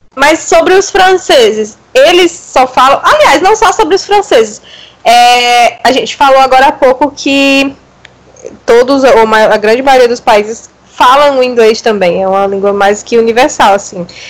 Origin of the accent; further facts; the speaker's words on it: Brazil; Eu nunca saí do Brasil